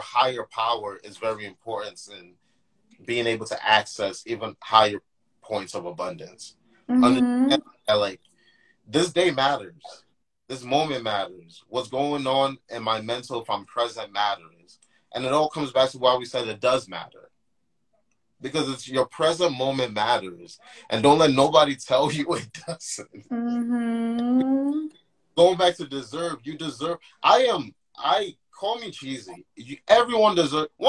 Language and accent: English; Nigeria; accent: Nigerian; I'm Nigerian